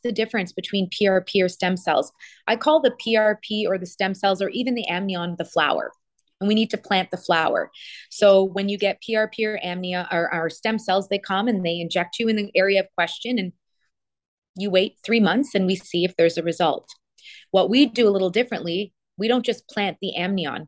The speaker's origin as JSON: {"language": "English", "country": "Canada", "also_born_or_lived": "Toronto, Canada", "moved": "yes", "lives_now": "Miami, United States", "said": "I'm from Canada."}